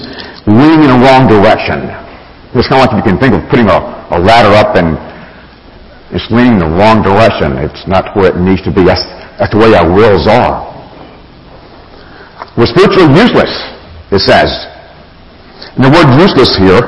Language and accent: English; Alabama, United States; a farm boy, raised in Alabama, meat and potatoes guy